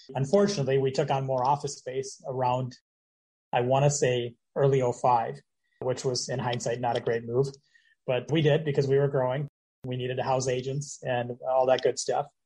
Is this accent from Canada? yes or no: no; Minneapolis, Minnesota, United States; moved away as an adult; now in Florida, United States; I'm originally from the Twin Cities